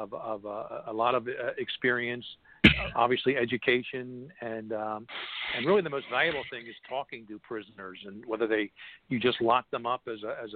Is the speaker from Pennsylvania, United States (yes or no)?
yes; Philadelphia, Pennsylvania, United States; my hometown of Philadelphia